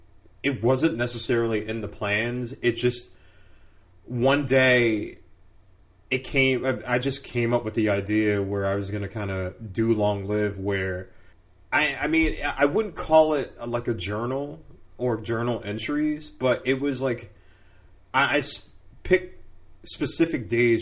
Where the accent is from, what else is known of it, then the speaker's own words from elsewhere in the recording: North Brunswick, New Jersey, United States; also born or lived in Newark / Bordentown; So I was born in Newark and then from there moved to North Brunswick. And stayed there for until about 8th grade and moved down to South Jersey where we lived in Bordentown.